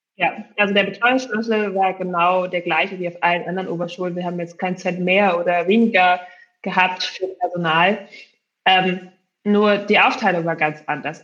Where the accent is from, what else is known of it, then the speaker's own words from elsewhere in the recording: Berlin, Germany; ich komme eben aus Berlin und äh, dort haben wir ja sechs Grundschuljahre eigentlich